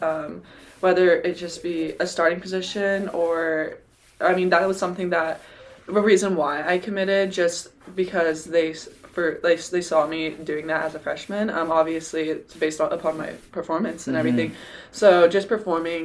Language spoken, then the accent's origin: English; Texas, United States; I'm a Texan